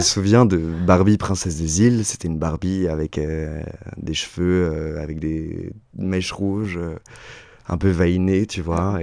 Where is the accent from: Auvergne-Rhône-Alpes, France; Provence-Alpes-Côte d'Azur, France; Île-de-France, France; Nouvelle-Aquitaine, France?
Auvergne-Rhône-Alpes, France; Chaponost; also born or lived in Oullins; j'ai grandi à Chaponneau, un petit village dans l'ouest lyonnais